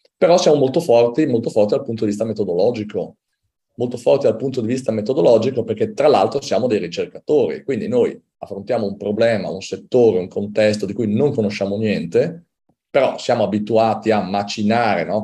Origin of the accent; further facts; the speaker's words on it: Udine, Friuli-Venezia Giulia, Italy; io sono di Udine